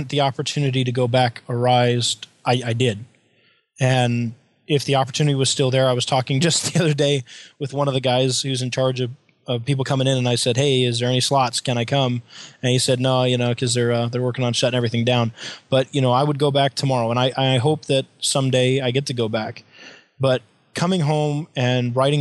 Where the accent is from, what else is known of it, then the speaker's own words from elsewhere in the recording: United States; as an American civilian